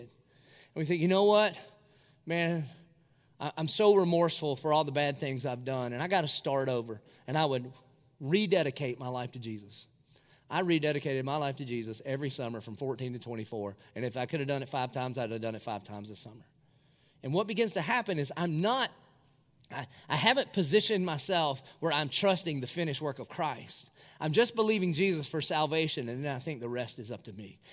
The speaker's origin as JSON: {"language": "English", "town": "Dillon", "country": "United States", "moved": "yes", "said": "it's a great place to be from. I'm from Dillon"}